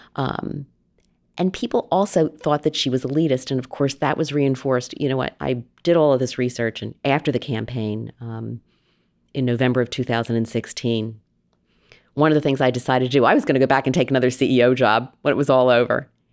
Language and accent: English; outside of Philadelphia, Pennsylvania, United States; moved away; also born or lived in New England; I grew up outside of Philadelphia, basically on the wrong side of the tracks